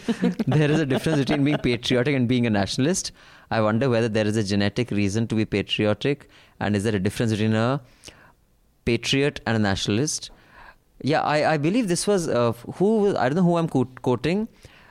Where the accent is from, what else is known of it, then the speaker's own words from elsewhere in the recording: Jammu and Kashmir, India; I'm from Jammu and Kashmir and we have no compulsory rural service here.